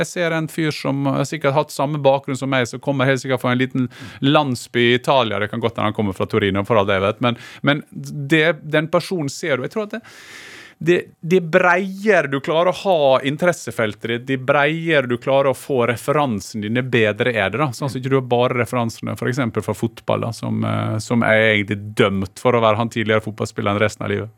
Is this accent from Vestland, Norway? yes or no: no; Gursken, Møre og Romsdal, Norway; moved away; jeg er veldig knytta til uh, heimstaden min